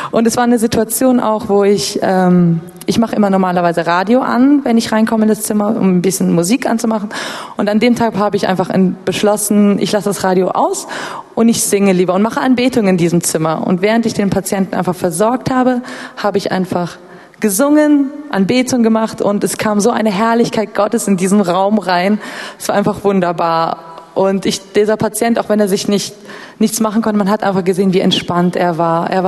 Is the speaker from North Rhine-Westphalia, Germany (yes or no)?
yes; Bonn, North Rhine-Westphalia, Germany; now in Berlin, Germany; ich komme ursprünglich aus Bonn und dass ich hier die Bibelschule besucht habe